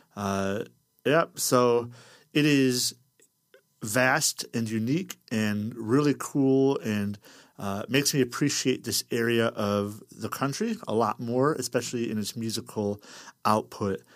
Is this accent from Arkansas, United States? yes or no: no; Toledo, Ohio, United States; I'm from Toledo, so I'm, like, less than an hour south of Detroit